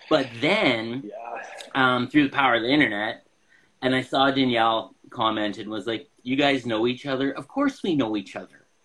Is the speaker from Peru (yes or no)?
no; Moose Jaw, Saskatchewan, Canada; Well, I'm from Moose Jaw.